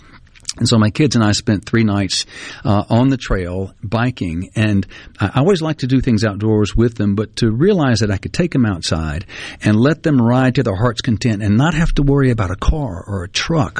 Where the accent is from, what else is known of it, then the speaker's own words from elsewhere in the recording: Greenwood, Mississippi, United States; I grew up in Greenwood with the CNG rail trail right behind my house